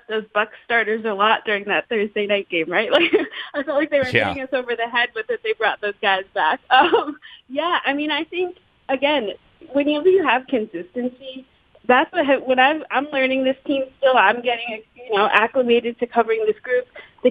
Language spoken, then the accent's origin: English; Pittsburgh, Pennsylvania, United States; now in Buffalo, United States; I'm from Pittsburgh originally